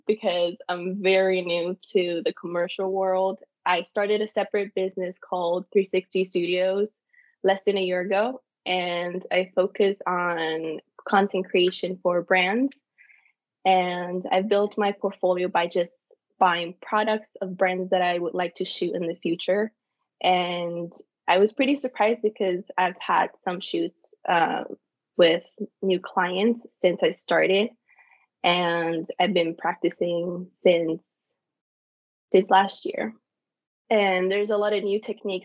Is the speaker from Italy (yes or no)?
yes; Italy; moved away as an adult; also born or lived in Minnesota, United States; now in United States; my hometown in Italy and the cities that I lived in the United States, from the cold in Minnesota